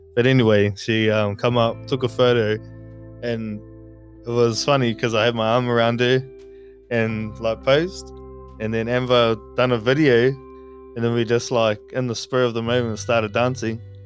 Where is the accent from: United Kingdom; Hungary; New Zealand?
New Zealand; moved away as an adult; also born or lived in Kauri / Makatu; now in Australia; I'm from New Zealand, from Kauri, um, but I was brought up in Makatu as well. So technically, I don't know where I'm from